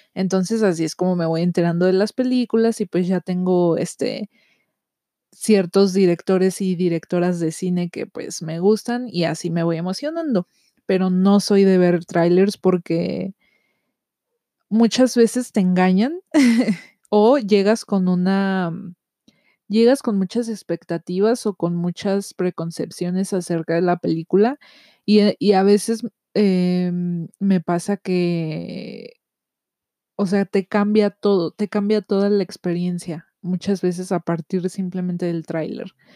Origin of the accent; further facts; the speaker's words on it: Mexico; yo soy de México